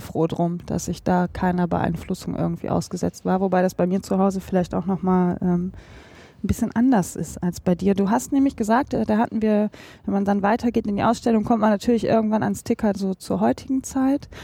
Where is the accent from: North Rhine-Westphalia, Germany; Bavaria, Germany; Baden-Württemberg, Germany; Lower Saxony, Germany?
North Rhine-Westphalia, Germany; bei uns in Nordrhein-Westfalen